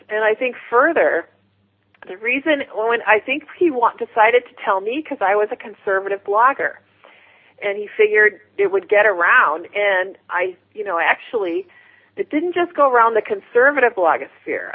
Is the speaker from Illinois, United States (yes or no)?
yes; Chicago, Illinois, United States; I'm from Chicago.